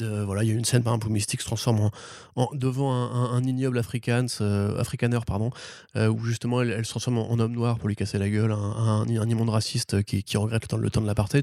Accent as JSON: {"language": "French", "country": "France", "said": "je suis un bon français"}